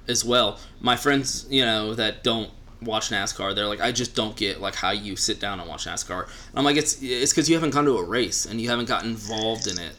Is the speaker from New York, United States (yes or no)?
no; just outside Austin, Texas, United States; I live in Austin now, and I grew up just outside Austin